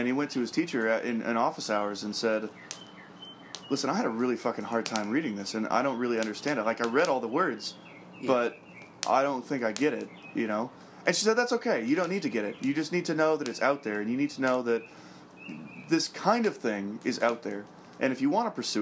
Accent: United States; I'm American

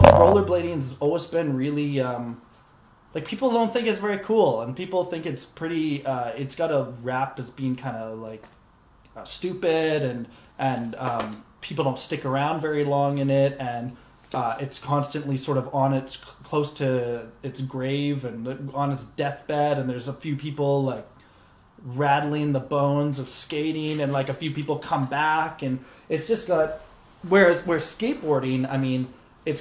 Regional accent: Canada; we're Canadian

